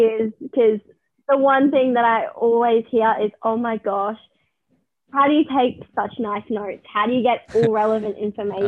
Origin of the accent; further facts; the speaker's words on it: Gympie, Queensland, Australia; I haven't really gone much outside of my hometown